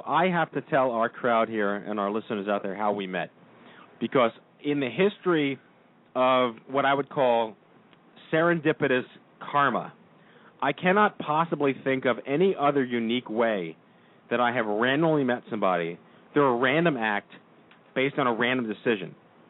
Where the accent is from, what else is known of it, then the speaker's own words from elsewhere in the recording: New York, United States; I grew up in New York. I'm born and raised here.